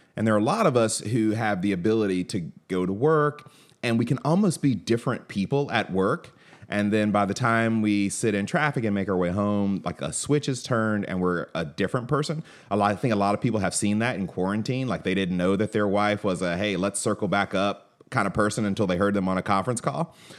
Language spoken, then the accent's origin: English; Atlanta, Georgia, United States; I grew up in Atlanta